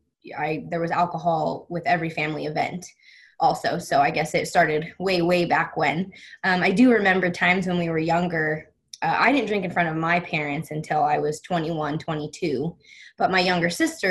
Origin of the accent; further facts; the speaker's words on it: Las Vegas, Nevada, United States; I was born and raised in Las Vegas.